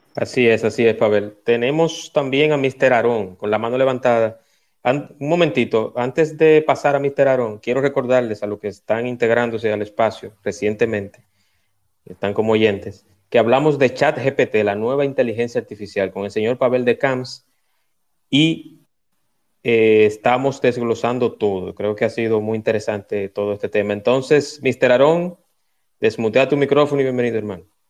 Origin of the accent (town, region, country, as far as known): Dominican Republic